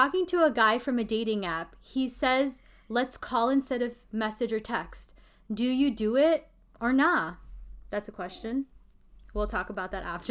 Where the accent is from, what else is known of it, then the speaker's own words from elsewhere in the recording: Pakistan; we're Pakistani